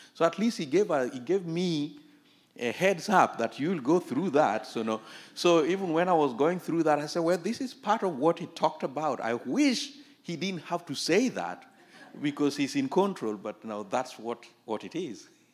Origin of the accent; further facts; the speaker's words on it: Kenya; I was born in Kenya, just the border between Kenya and Uganda.